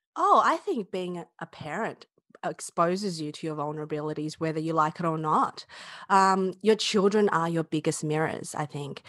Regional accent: Australia; I'm Chinese Australian

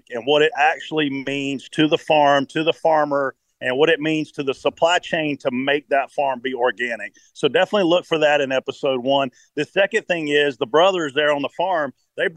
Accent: South Carolina, United States; I grew up in South Carolina. I was a watermelon farmer when I was in high school

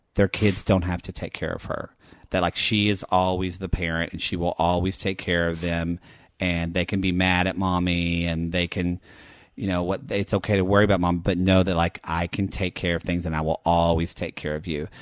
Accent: the South, United States; growing up in the South

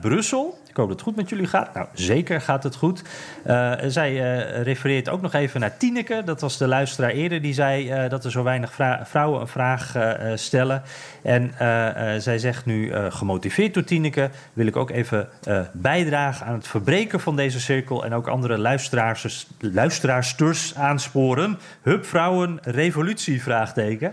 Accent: Netherlands; now in United States; als Nederlander

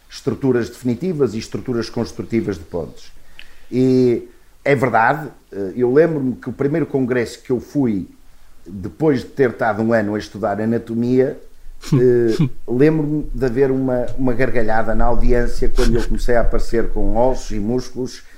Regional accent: Portugal; sou português e adoro o meu país

